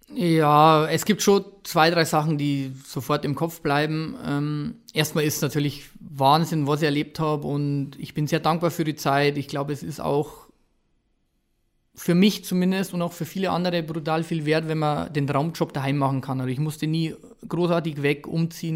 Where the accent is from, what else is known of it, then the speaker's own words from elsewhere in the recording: Ingolstadt, Bavaria, Germany; ich bin da aufgewachsen, ich bin in Ingolstadt in der Umgebung groß geworden